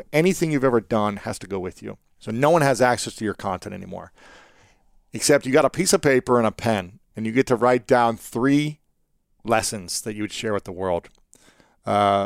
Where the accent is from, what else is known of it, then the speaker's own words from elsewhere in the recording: Ohio, United States; as a young man growing up in Ohio, in the Midwest